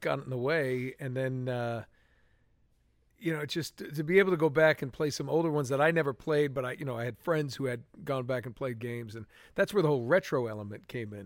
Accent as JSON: {"language": "English", "region": "New England", "country": "United States", "tie": "born or raised there", "moved": "yes", "lives_now": "Los Angeles, United States", "said": "when I grew up in New England"}